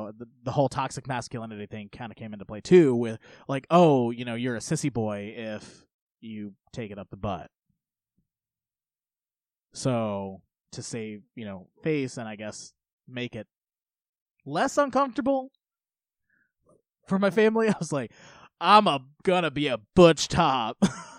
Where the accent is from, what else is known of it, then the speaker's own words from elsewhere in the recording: United States; I grew up in Polk County